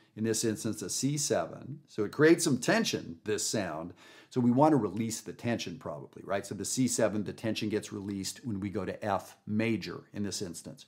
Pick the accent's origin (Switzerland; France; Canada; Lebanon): Canada; now in United States; I live in the United States. I'm from Canada